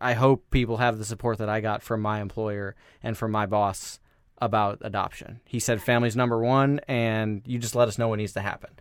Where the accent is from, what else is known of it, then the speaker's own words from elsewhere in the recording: Des Moines, Iowa, United States; moved away; I'm from Iowa originally. I'm ri-, I'm from that, that same city, um, Des Moines, Iowa.